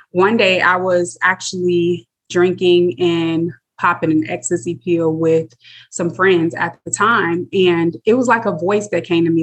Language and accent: English; South Bend, Indiana, United States; born and raised in South Bend, Indiana.